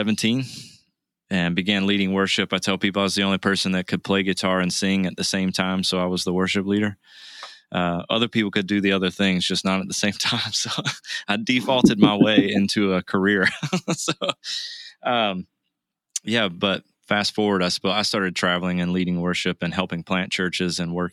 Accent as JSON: {"language": "English", "region": "Southeast", "country": "United States", "tie": "born or raised there", "moved": "yes", "lives_now": "Kansas City, United States", "said": "I grew up in the Southeast, met Jesus at the breakfast table"}